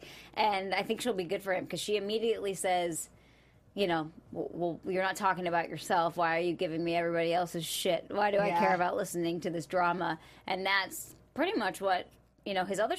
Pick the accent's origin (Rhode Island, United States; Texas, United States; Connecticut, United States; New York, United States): New York, United States; Buffalo; I'm from Buffalo and we're literally pretty much Canadian, we have Tim Hortons everywhere